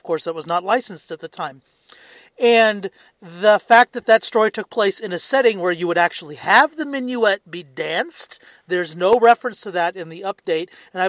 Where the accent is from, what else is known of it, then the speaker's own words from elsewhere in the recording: Southern United States, United States; you might not hear an accent of the South from me, but I'm originally from the South in the United States